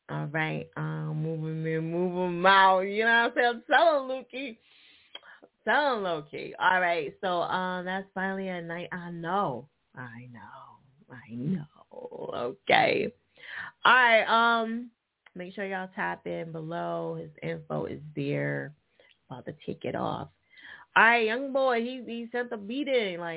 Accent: New Jersey, United States; sewer line, Jersey, what up? My home state.

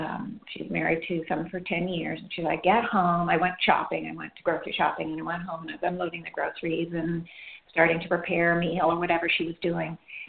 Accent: Iran; Because I grew up in Iran, I think she said, and I was there when Iran was being bombed, and I was a young girl.

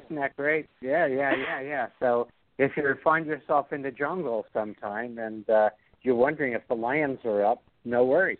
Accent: Brooklyn, New York, United States; I speak the King's English because I'm from Kings County.

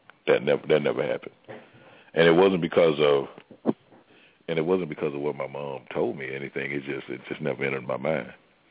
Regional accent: Mississippi, United States; I'm from Mississippi.

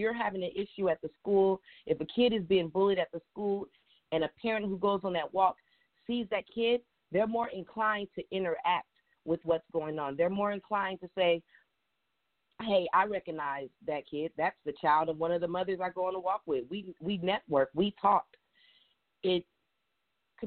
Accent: Richmond, California, United States; when I was young, I was raised in the Bay Area. And when I lived in Richmond

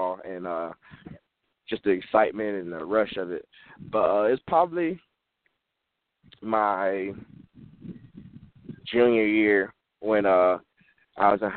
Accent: Fort Lauderdale, Florida, United States; I've been born and raised in Fort Lauderdale, Florida all my life

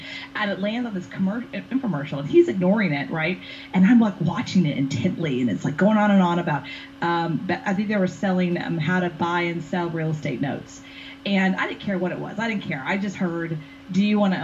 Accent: Houston, Texas, United States; I was born and raised in Houston, Texas. I'm a Southern girl through and through

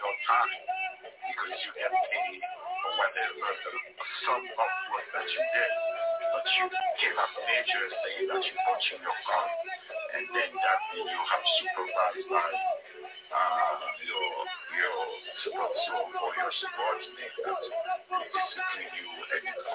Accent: Harrisburg, Pennsylvania, United States; I'm from Harrisburg

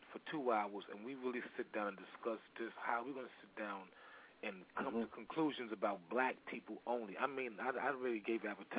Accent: New York City, New York, United States; I'm from New York City. That's why I was asking. I'm from Brooklyn, New York.

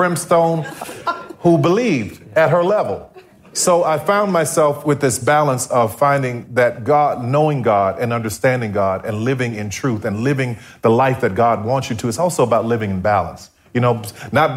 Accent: New Orleans, Louisiana, United States; growing up in New Orleans

